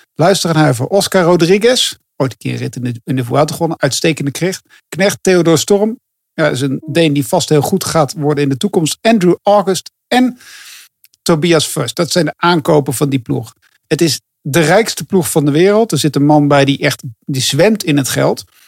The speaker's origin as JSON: {"language": "Dutch", "country": "Netherlands", "said": "ik kan als Nederlander"}